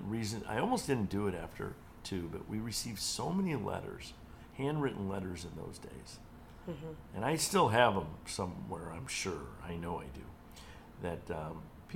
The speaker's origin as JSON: {"language": "English", "town": "Cleveland", "region": "Ohio", "country": "United States", "tie": "born or raised there", "said": "Cleveland's my hometown, and I'd been doing events there forever"}